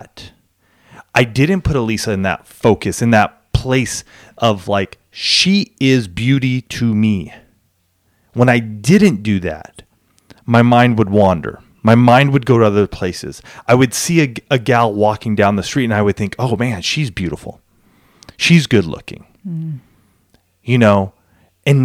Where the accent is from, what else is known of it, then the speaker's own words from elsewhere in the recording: Southern California, United States; I grew up in Southern California. I mean, I live in San Diego